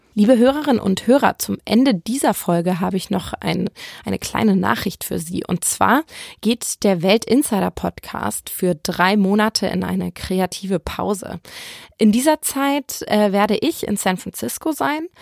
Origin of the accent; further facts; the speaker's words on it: Hamburg, Germany; ich bin in Hamburg aufgewachsen